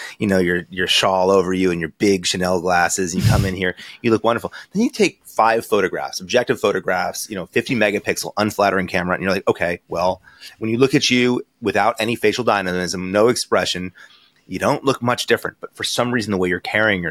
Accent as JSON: {"language": "English", "region": "Connecticut", "country": "United States", "also_born_or_lived": "New York / Boston / Baltimore", "moved": "as an adult", "lives_now": "Newport Beach, United States", "said": "I'm an East Coast guy. You kind of went through my credentials before. I'm from Connecticut"}